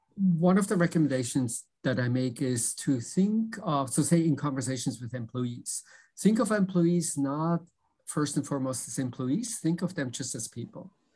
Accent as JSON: {"language": "English", "country": "Switzerland", "tie": "born or raised there", "also_born_or_lived": "Philadelphia / New York", "moved": "as an adult", "lives_now": "Boston, United States", "said": "I grew up in Switzerland"}